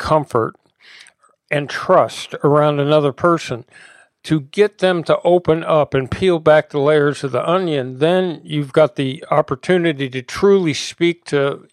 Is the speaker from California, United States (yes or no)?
yes; Los Angeles, California, United States; I grew up here in West Los Angeles